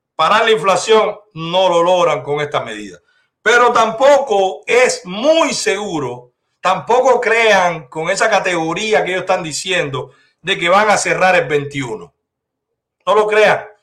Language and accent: Spanish; Cuba; now in Dominican Republic; somos los cubanos